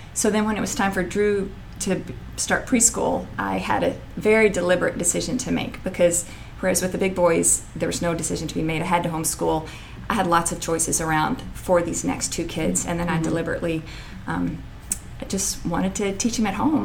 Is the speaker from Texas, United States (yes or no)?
yes; Paris, Texas, United States; moved away; also born or lived in North Carolina; I grew up in Paris, Texas